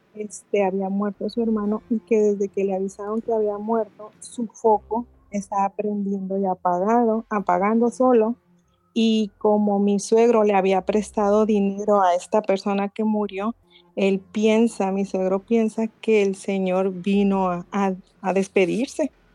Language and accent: Spanish; Mazatlán, Sinaloa, Mexico; Soy de Mazatlán.